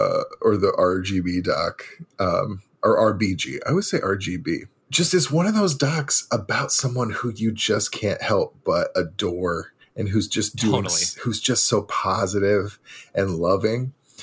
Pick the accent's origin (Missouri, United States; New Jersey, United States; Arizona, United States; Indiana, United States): Missouri, United States; now in Milwaukee, United States; Because I grew up in Missouri.